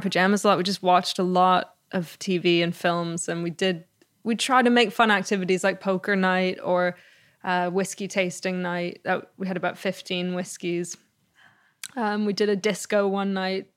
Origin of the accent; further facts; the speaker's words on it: Canada; also born or lived in Greece; I was born later in Canada, but Greece was, it was every summer